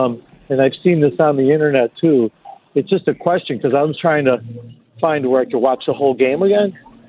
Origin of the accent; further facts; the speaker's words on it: Buffalo, New York, United States; now in Connecticut, United States; growing up in Buffalo.